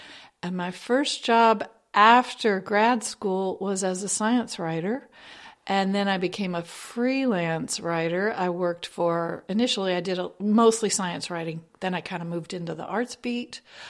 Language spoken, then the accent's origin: English; Kentucky, United States; I'm from hereabouts, to be honest. I grew up in Kentucky, over on the other side of the mountains